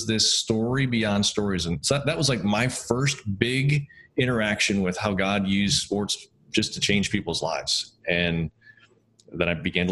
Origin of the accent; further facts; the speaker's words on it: East Aurora, New York, United States; I grew up in East Aurora